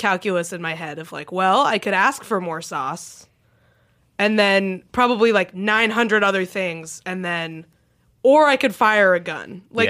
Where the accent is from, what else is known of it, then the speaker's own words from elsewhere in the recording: New Hampshire, United States; when I was growing up in New Hampshire